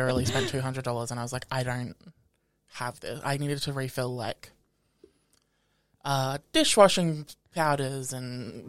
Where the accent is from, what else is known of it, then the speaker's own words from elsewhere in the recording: Australia; accent: Australian; Fucking Australian accent, man. I hate being Australian. I hate being Australian for the accents. I hate being Australian for the fucking bigotry. And I hate being fucking Australian for the lack of fucking culture.